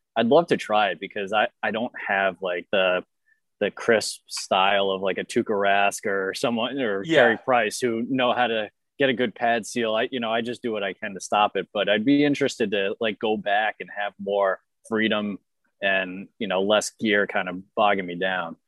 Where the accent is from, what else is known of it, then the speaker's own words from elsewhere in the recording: Boston, Massachusetts, United States; I'm from Boston.